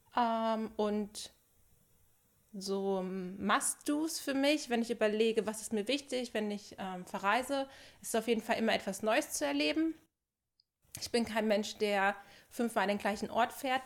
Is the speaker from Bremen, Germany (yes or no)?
no; Sauerland, North Rhine-Westphalia, Germany; now in Dortmund, Germany; komme ich aus dem Sauerland